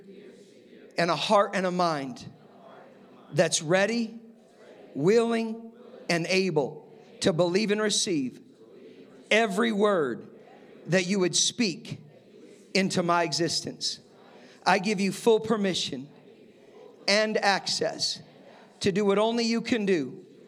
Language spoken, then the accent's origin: English; Colorado, United States; I'm from Colorado